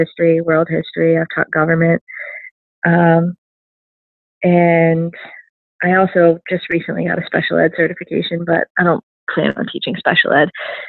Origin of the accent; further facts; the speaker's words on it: Cadillac, Michigan, United States; moved away as an adult; now in Baltimore, United States; I did. I grew up in Cadillac, Michigan, and then went to Grand Valley State, where we met for my undergrad.